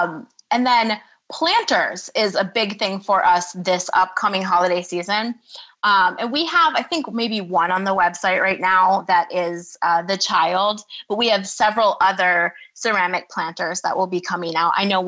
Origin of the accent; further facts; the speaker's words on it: Michigan, United States; now in Hawaii, United States; not as much now that I live in Hawaii, mm-hmm. but I'm from Michigan originally, so I know what cold is.